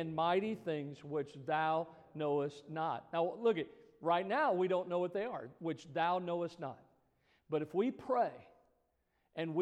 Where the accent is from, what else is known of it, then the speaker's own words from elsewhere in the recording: Missouri, United States; I grew up in Missouri, you know, and Missouri is the show me state.